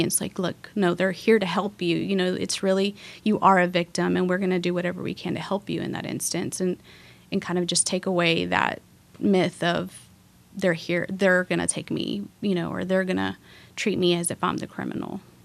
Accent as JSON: {"language": "English", "town": "Waco", "region": "Texas", "country": "United States", "tie": "born or raised there", "also_born_or_lived": "Mexico", "said": "I was born in Mexico, but I grew up in Waco, graduated from La Vega"}